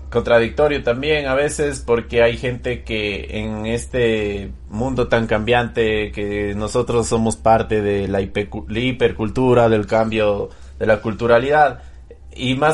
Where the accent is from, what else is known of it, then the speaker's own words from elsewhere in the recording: Ecuador; el establecimiento del símbolo patrio que nos identifica como ecuatorianos, que es el escudo